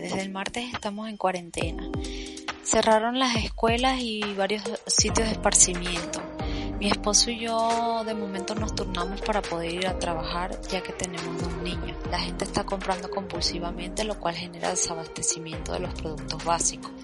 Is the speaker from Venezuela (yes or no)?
yes; Venezuela; now in Germany; soy venezolana y vivo en Alemania